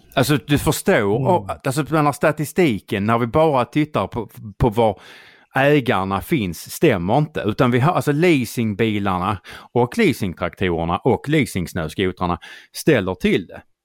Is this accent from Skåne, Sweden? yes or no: yes; Skåne, Sweden; mitt hem och min hembygd